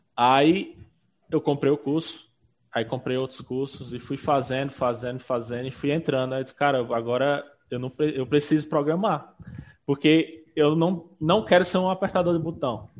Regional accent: Pau dos Ferros, Rio Grande do Norte, Brazil; eu sou de Pau dos Ferros, eu, estudei lá

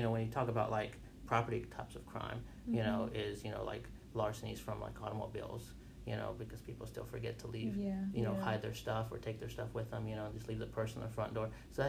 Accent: Wauchula, Florida, United States; now in Greensboro, United States; So it's a little city, right, probably an hour away from like Orlando. It's called Wachula. Oh, okay. Cool. Yeah. So that's where I was born.

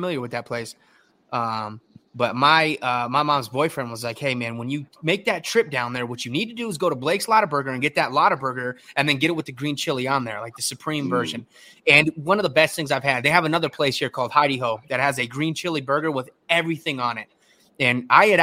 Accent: Tucson, Arizona, United States; moved away; also born or lived in Minot, North Dakota; I'm from Southern Arizona, like Southern Tucson, Arizona.

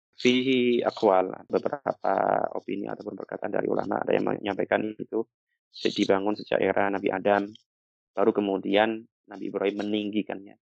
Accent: Java, Indonesia; sebagai anak Jawa

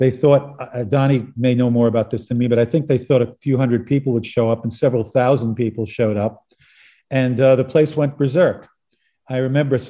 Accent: New York City, New York, United States; I was from Brooklyn

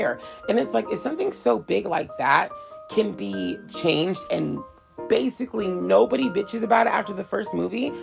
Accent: United States; I'm an American

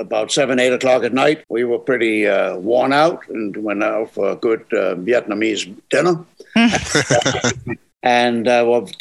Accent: Germany; now in Hudson Valley, United States; in the 40s, late 40s, born and raised in Germany

